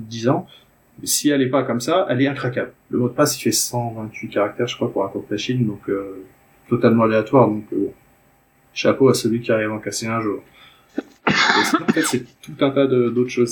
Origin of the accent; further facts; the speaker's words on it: France; moved away; je suis français au départ